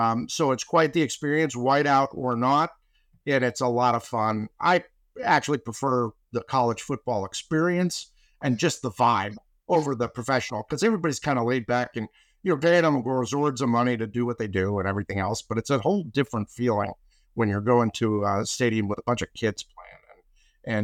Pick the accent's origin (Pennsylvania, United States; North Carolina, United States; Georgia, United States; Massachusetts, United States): Pennsylvania, United States; Pittsburgh; also born or lived in Baltimore, Maryland / South Florida; I was born in Baltimore and via Florida, South Florida, I came to Pittsburgh, Pennsylvania, when I was in the fourth grade. And so I was raised for the most part, all of my impressionable years were in Pittsburgh.